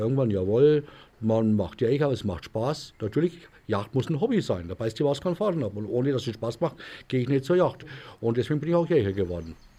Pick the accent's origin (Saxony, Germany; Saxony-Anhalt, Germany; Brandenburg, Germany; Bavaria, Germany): Bavaria, Germany; a village near Obertrubach, Franconian Switzerland; Ich bin heimatverbunden, bin hier auf dem Dorf groß geworden.